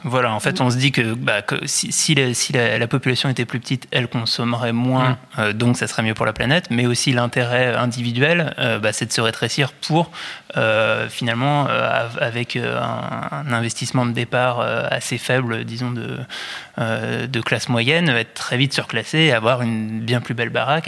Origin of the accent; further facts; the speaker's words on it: France; en tant que Français